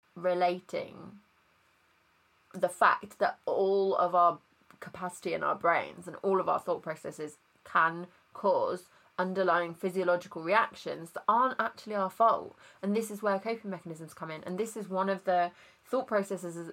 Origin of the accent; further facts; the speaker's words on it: Worcester, West Midlands, United Kingdom; moved away; also born or lived in Nottingham; Worcester, which is where I'm originally from